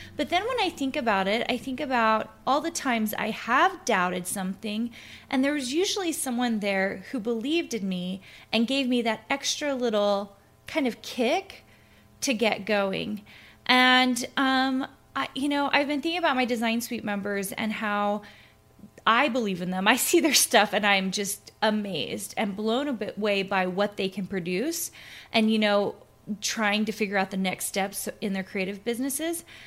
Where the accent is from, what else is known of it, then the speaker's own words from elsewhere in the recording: Clarksville, Tennessee, United States; also born or lived in Minnesota; now in Utah, United States; I'm originally from Tennessee. I grew up in Tennessee, in a little town called Clarksville